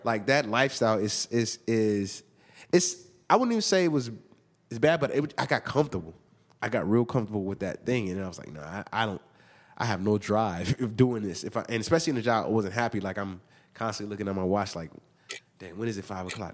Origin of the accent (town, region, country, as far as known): Inglewood, California, United States; born or raised there; also born or lived in Hawthorne, California